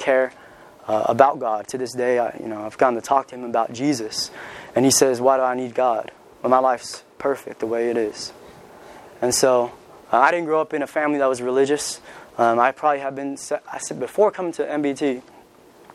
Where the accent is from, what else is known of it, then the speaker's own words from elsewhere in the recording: California, United States; moved away; where I'm from, I'm from California. You know, everybody's pretty much atheist or they're culturally Catholic because everybody's Mexican right there. My high school was 90% Mexican